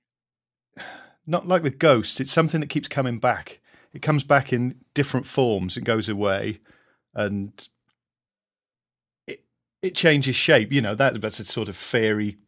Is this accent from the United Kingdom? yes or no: yes; Caerleon, Wales, United Kingdom; I grew up in Caerleon, where in Gwent, just over the Welsh border